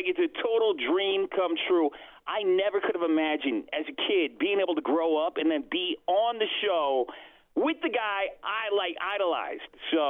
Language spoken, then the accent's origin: English; Salt Lake City, Utah, United States; So I'm from Salt Lake City, Utah. I work for iHeart Station, 97.1 ZHT.